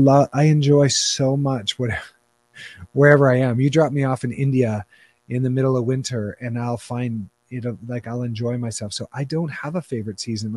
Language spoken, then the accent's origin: English; Canada; I'm Canadian